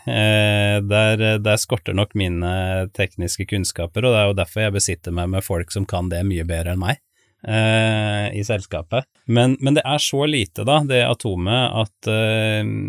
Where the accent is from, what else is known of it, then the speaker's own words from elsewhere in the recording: Spydeberg, Viken, Norway; moved away; also born or lived in Sunnhordland; jeg kommer jo fra Østlandet, eh, nærmere bestemt Spydberg. Har vokst opp der.